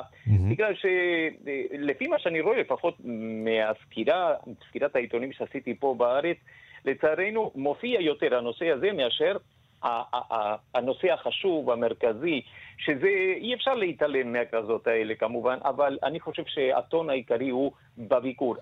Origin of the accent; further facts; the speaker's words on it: Argentina; now in Israel; אני במקור ארגנטינאי